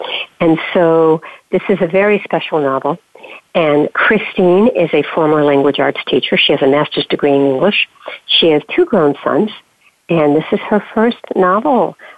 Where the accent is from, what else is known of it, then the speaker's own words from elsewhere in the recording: New England, United States; also born or lived in North Carolina; I now live in Rhode Island because I'm a native New Englander